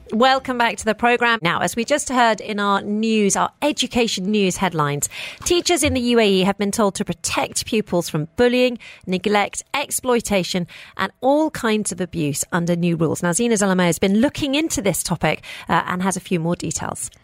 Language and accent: English; United Kingdom; now in United Arab Emirates; I'm personally, as a British person